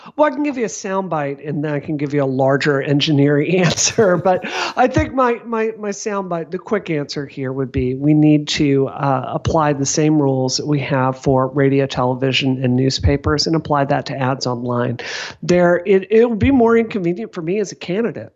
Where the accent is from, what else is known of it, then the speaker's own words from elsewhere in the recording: Mississippi, United States; now in Massachusetts, United States; I grew up in Mississippi